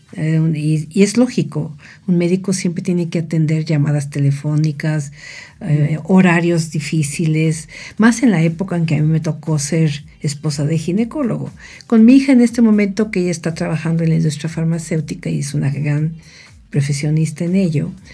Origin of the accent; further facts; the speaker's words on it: Mexico City, Mexico; moved away as an adult; also born or lived in Cuernavaca, Morelos; now in State of Mexico, Mexico; nací en la Ciudad de México y vine a a esta preciosa ciudad de Cuernavaca hace casi 45 años.